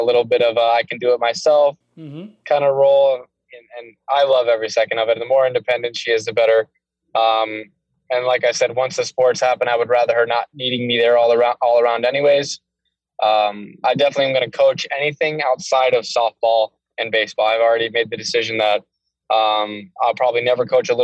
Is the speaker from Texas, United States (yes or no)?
no; Florida, United States; moved away as an adult; now in Las Vegas, United States; growing up in Florida